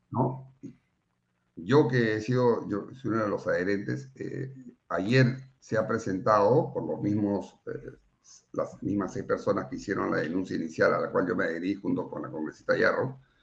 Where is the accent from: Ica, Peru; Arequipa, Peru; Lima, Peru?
Lima, Peru; yo soy de Lima